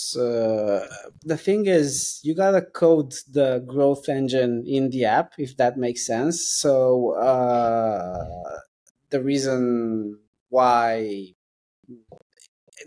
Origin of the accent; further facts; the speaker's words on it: London, United Kingdom; I'm from London